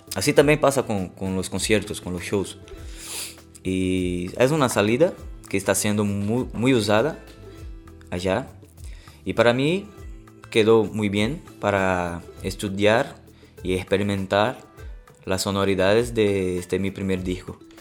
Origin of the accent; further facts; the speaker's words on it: Recife, Pernambuco, Brazil; Spanish is a second language; moved away; soy de Recife, Pernambuco, Brasil